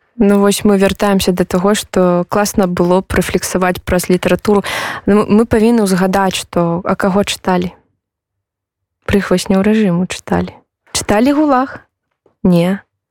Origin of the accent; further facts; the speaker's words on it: Belarus; now in Poland; мы беларусы